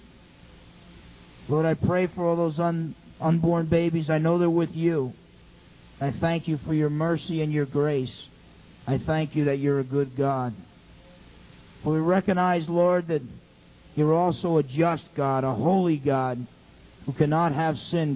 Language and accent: English; New Jersey, United States; When I was in high school, James Caldwell High School in New Jersey.